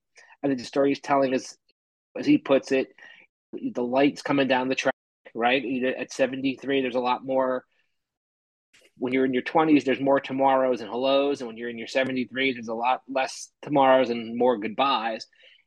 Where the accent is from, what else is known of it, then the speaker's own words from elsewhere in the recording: Kearny, New Jersey, United States; moved away as an adult; now in Houston, United States; Born and raised in Kearny, New Jersey, but I've been living in Houston since 2010.